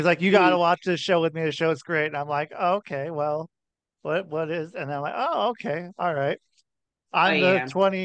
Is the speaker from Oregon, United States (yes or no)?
yes; Oregon, United States; also born or lived in Ohio; now in Connecticut, United States; I would say I'm from Oregon, if I had to say something. I lived in Oregon most of my life. So I would say that. I was born in Ohio.